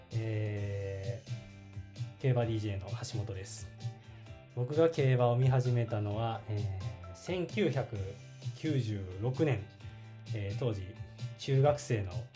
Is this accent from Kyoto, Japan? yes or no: yes; Kyoto, Japan; 出身は京都、えー、京都ですで現在も京都に住んでいて